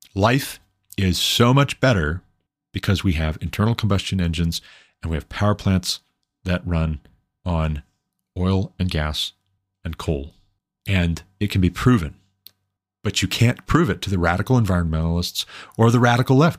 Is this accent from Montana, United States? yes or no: yes; Montana, United States; I moved back to my home state of Montana